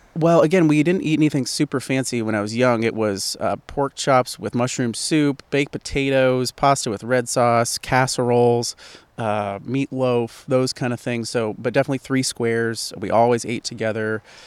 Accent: Port Angeles, Washington, United States; also born or lived in Seattle, United States; I am from the Great Pacific Northwest. I lived in Seattle for, for twelve years and from a small town called Port Angeles, so at the base of the Olympic National Park.

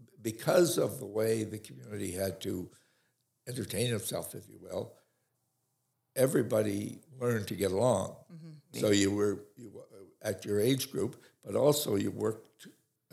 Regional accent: Bloomfield, Prince Edward Island, Canada; also born or lived in Emerald / Kensington / Port Hill; Bloomfield is home because that's where I was right through until I finished university.

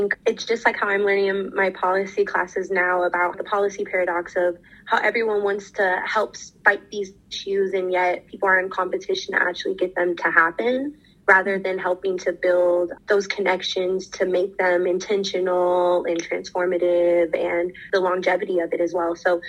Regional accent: Nicaragua; As someone born and raised in Nicaragua

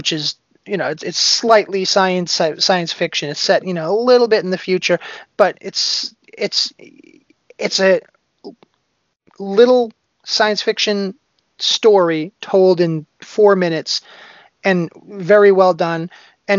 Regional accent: Boston, Massachusetts, United States; I grew up around Boston

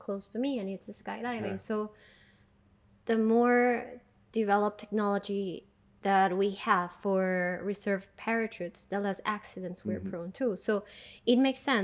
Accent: Peru; I come from Peru

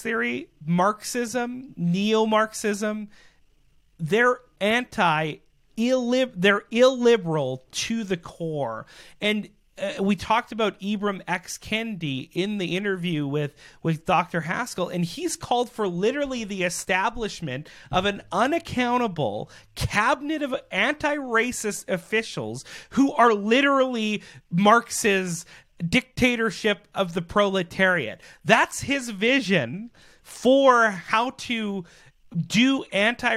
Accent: Canada; as Canadian citizens

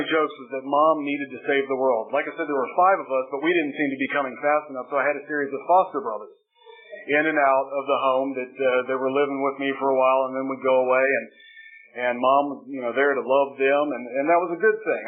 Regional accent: Charlotte, North Carolina, United States; I was born in Charlotte, North Carolina

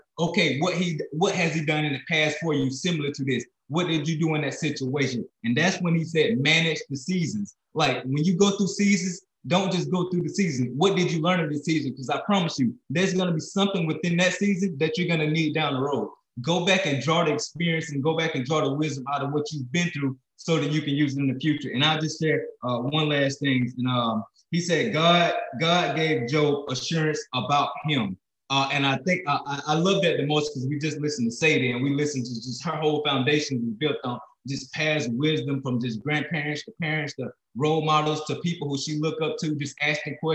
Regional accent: Alabama, United States; moved away as an adult; also born or lived in South Dakota; now in Florida, United States; I'm a kid from Alabama, grew up in Alabama, found my way in South Dakota where I met my wife. And then we're living in Florida

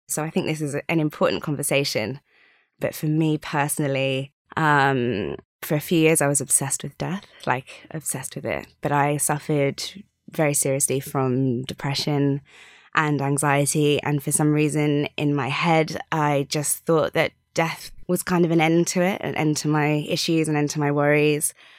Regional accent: Sydney, New South Wales, Australia; I was born out in Australia

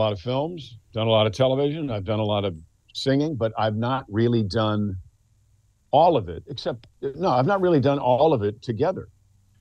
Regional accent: Mount Kisco, New York, United States; I'm from Mount Kisco, New York

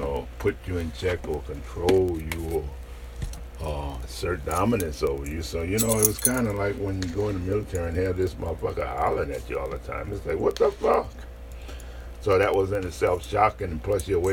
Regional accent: New Orleans, Louisiana, United States; moved away; I grew up in New Orleans and I didn't know nothing but New Orleans

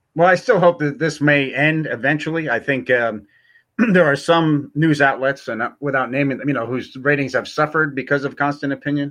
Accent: New York, United States; I'm from New York

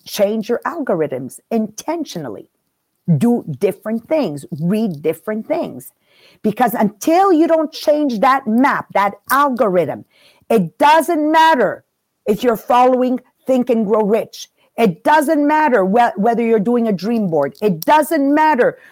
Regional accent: Canada; I come from Canada

